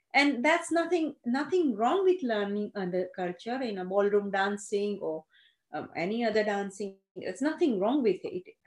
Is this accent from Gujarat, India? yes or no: yes; Gujarat, India; first language Gujarati; English is a second language; moved away as an adult; I went to Gujarati medium school. English was a subject for me.